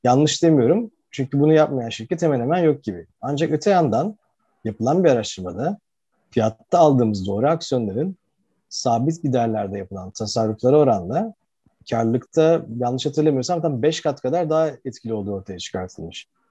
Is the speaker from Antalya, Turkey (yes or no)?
no; Izmir, Turkey; moved away as an adult; now in Istanbul, Turkey; İzmirliyim aslen. Ee, İzmir'de Amerikan Koleji ve Ege Üniversitesi İnşaat Mühendisliğini bitirdikten sonra Koç Üniversitesi'nde MBA yapmak üzere İstanbul'a geldim